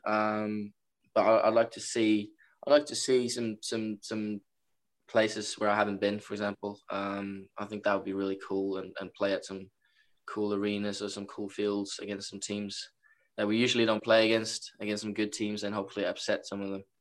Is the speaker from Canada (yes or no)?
no; Norway; moved away as an adult; now in Rockville Centre, United States; I'm from Norway, so uh, came quite a far way.